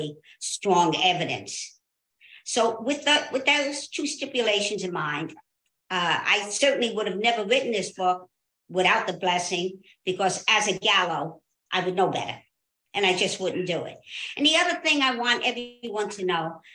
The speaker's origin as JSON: {"language": "English", "town": "Jersey City", "region": "New Jersey", "country": "United States", "tie": "born or raised there", "said": "I was born and raised in Jersey City, New Jersey"}